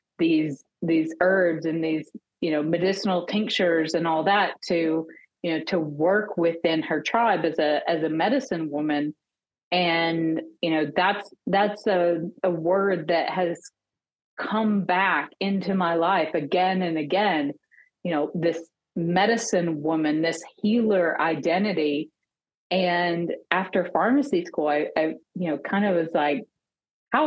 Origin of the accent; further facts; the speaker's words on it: Arkansas, United States; So I grew up in small town Arkansas. I actually returned to my hometown after pharmacy school.